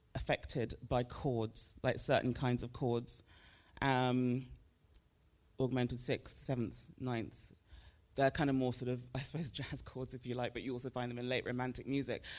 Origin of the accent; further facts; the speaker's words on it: United Kingdom; moved away as an adult; also born or lived in Nigeria; now in United States; even though I grew up in the U K and currently live in the States